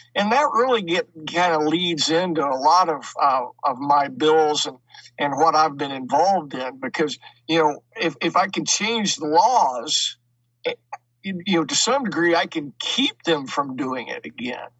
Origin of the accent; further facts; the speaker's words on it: Enid, Oklahoma, United States; now in Kansas, United States; I grew up in Enid, Oklahoma, about an hour and a half south of where I'm at right now.